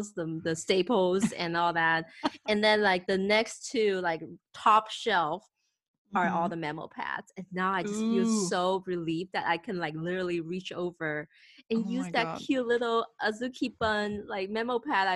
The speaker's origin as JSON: {"language": "English", "country": "Thailand", "tie": "born or raised there", "also_born_or_lived": "Taiwan", "second_language": "English", "said": "I moved to Thailand from Taiwan at age of 8, so that was second grade."}